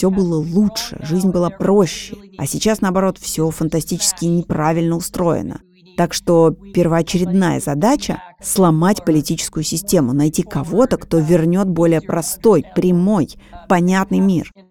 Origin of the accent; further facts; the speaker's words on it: United States; moved away; also born or lived in Poland; Я ведь американка, которая провела значительную часть своей жизни в Польше.